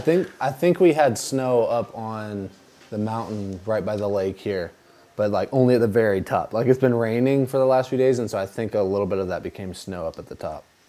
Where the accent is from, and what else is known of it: United States; moved away as an adult; now in Albania